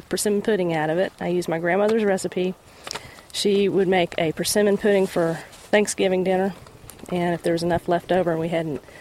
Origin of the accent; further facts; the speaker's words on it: Indiana, United States; moved away; a place in Indiana near where I grew up